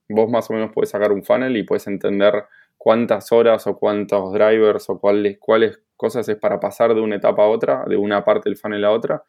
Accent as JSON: {"language": "Spanish", "region": "Buenos Aires", "country": "Argentina", "moved": "as an adult", "lives_now": "Barcelona, Spain", "said": "Soy de Buenos Aires"}